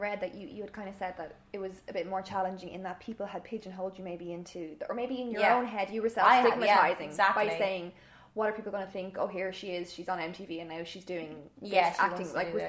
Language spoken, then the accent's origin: English; Ireland